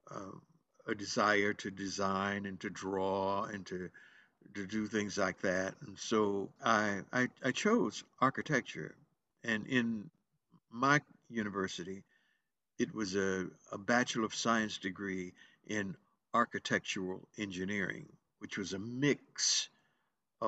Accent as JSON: {"language": "English", "town": "Greensboro", "region": "North Carolina", "country": "United States", "tie": "born or raised there", "said": "I was born in Greensboro, North Carolina"}